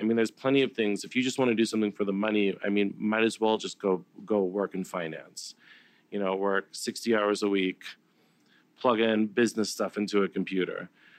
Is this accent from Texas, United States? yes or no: no; San Diego, California, United States; I'm from San Diego.